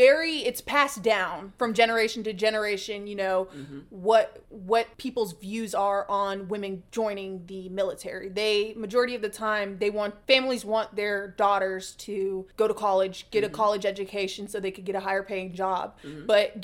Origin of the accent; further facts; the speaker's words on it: Atlanta, Georgia, United States; I'm from Atlanta on the East Coast, you know.